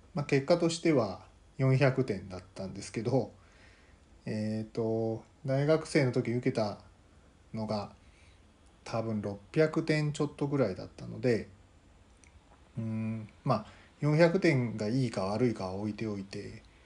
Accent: Kansai, Japan; moved away as an adult; also born or lived in Tokyo; 生まれは関西なんですけど

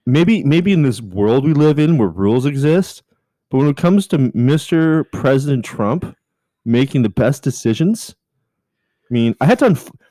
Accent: Canada; I am Canadian.

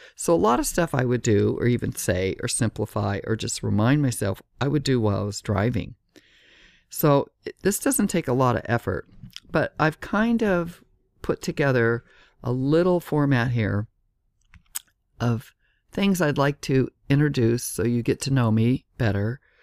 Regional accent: Southern California, United States; moved away as an adult; also born or lived in Laguna Beach, California; now in Miami, United States; I'm from California, Southern California, and lived in Laguna Beach on the beach

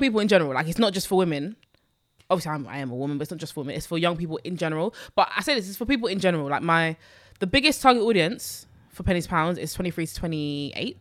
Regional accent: London, United Kingdom; I grew up in Newham

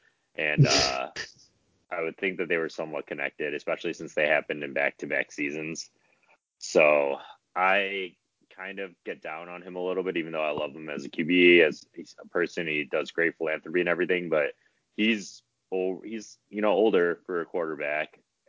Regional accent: Detroit, Michigan, United States; I'm from Detroit

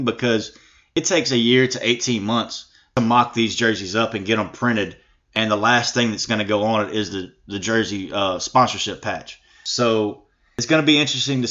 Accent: Natchitoches, Louisiana, United States; born or raised there; also born or lived in Houma, Louisiana

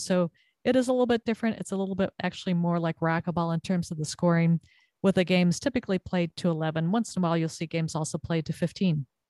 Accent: Southern California, United States; moved away as an adult; also born or lived in Texas; now in Connecticut, United States; growing up in Southern California, played a lot of volleyball

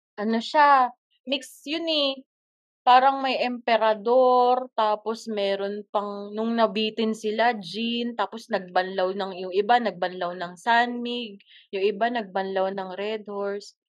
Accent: Quezon City, Metro Manila, Philippines; ako taga QC

